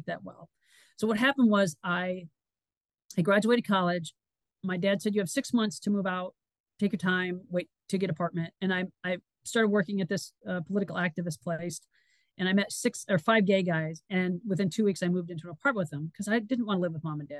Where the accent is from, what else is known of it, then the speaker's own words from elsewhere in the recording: Solon, Iowa, United States; moved away as an adult; also born or lived in Missouri; I grew up in Solon, a little tiny town.